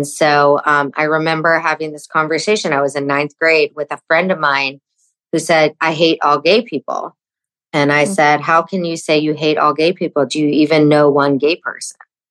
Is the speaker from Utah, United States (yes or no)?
no; Fort Worth, Texas, United States; I remember growing up in Texas, and my parents raised me super open-minded, even though I was raised in Fort Worth, Texas